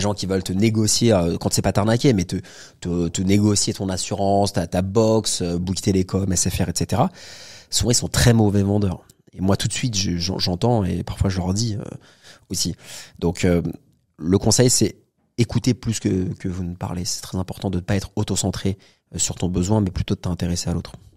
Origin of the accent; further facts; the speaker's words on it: Paris, Île-de-France, France; j'ai 37 ans, je suis né à Paris